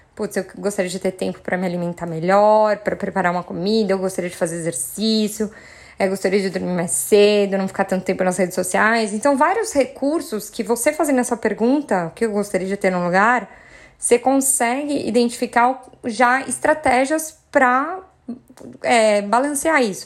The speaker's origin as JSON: {"language": "Portuguese", "region": "São Paulo", "country": "Brazil", "said": "Sou paulistana"}